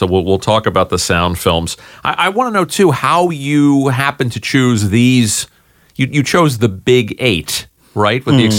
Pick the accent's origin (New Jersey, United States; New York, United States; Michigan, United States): New York, United States; New York City; accent: Brooklyn; My Brooklyn accent is getting me away.